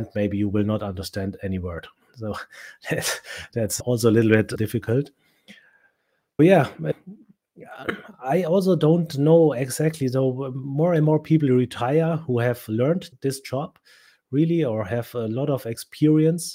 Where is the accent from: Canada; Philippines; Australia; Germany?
Germany; first language German; English is a second language